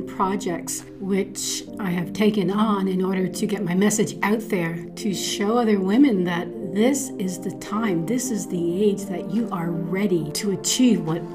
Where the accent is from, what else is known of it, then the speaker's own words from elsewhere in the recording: Toronto, Ontario, Canada; I'm from Toronto, but living in Scarborough, Ontario